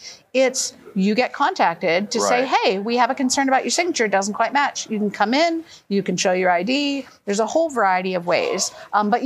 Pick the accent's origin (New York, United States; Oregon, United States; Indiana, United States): Oregon, United States; I'm from Oregon